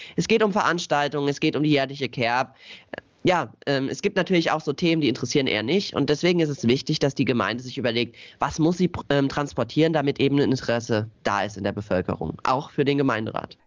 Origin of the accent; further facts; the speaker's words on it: Ockenheim, Rhineland-Palatinate, Germany; schon als ganz kleines Kind äh, mich bei wie in Ockenheim e.V. engagiert. Das ist so unser Dorfverein